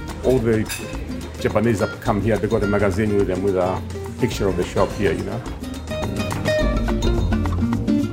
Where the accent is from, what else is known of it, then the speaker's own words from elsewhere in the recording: Cyprus; now in London, United Kingdom; I'm from Cyprus